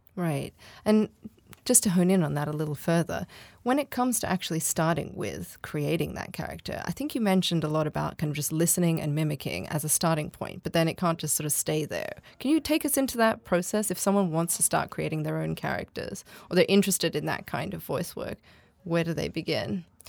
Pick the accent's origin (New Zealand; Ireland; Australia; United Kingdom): Australia; I'm Australian. I don't sound R P